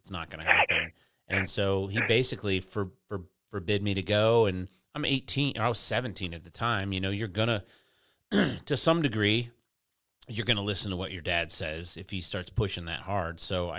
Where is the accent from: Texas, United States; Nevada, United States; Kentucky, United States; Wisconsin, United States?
Texas, United States; You know, you have to play football if you're a kid growing up in Texas.